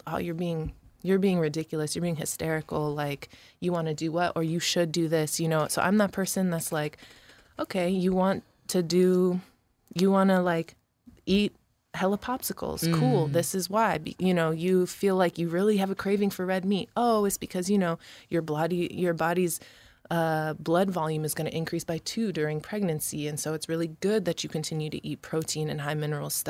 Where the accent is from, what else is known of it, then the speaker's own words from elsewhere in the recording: Alafua, Tuamasaga, Samoa; also born or lived in Rochester; I had my Samoan family in Samoa. Shout out Fasito'o, Malie, and I grew up in Alafua, really. But had that family and then had our little family in Rochester